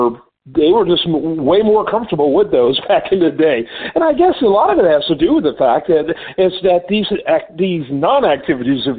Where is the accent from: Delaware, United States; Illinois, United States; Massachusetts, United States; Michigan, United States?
Michigan, United States; Detroit; I grew up in the Detroit area